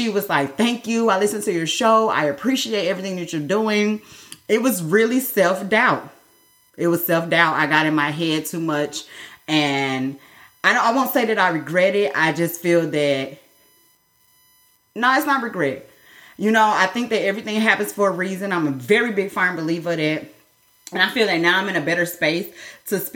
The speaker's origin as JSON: {"language": "English", "region": "Midwest", "country": "United States", "said": "I'm from the Midwest"}